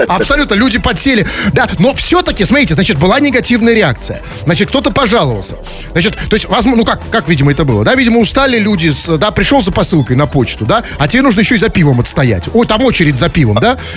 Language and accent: Russian; Saint Petersburg, Russia; Понимаете, я как петербуржец, я... Э, нет, я на это пойти не могу.